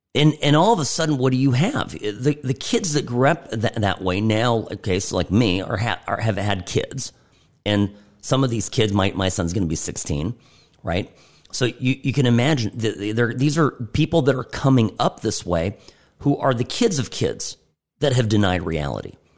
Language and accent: English; United States; I'm an American